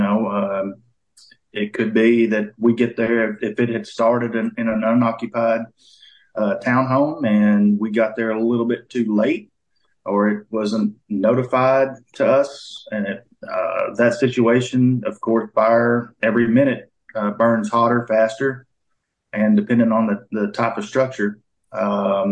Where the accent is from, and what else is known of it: Hot Springs Village area, Arkansas, United States; born or raised there; also born or lived in Dallas, Texas, United States / Grand Prairie, Texas, United States